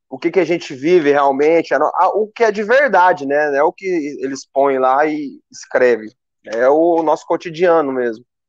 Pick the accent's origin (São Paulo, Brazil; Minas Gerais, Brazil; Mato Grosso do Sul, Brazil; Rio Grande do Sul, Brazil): Minas Gerais, Brazil; Uberlândia; eu sou de Uberlândia